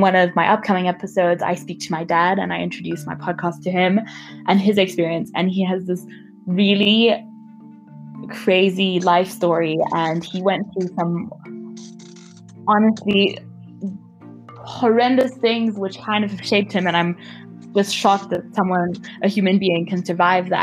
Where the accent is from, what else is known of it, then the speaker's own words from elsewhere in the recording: Namibia; moved away as an adult; I'm from Namibia